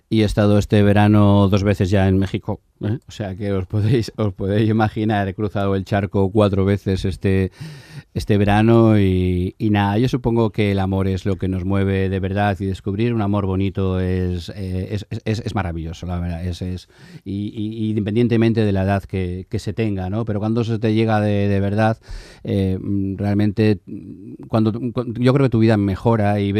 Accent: Basque Country, Spain; Evidentemente soy un vasco, hijo de zamoranos, que he vivido en toda España, que tengo una hija muy sevillana, eh, aunque haya nacido

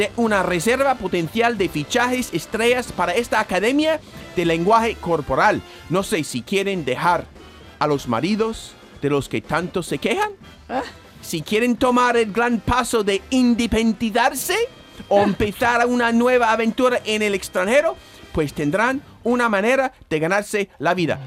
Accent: United States; born or raised there; now in Andalusia, Spain

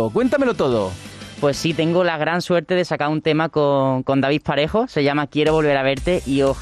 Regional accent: Málaga, Andalusia, Spain; Soy de aquí, de Málaga.

